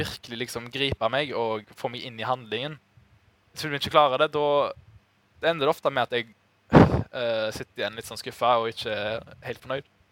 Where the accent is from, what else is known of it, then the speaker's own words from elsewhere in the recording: Norway; som nordmann